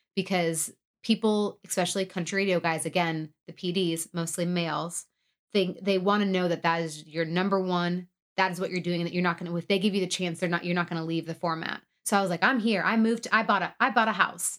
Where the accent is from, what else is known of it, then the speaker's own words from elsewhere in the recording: outside Detroit, Michigan, United States; moved away; I am from Michigan. I say Detroit, but really I'm, uh, from the outside Detroit